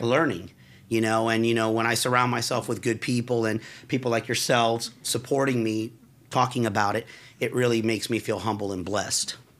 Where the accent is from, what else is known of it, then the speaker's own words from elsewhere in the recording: Forest City, Florida, United States; I was raised in Forest City in Altamont